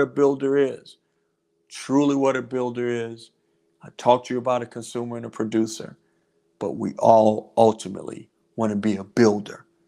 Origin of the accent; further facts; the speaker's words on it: North Carolina, United States; now in Georgia, United States; my home state of North Carolina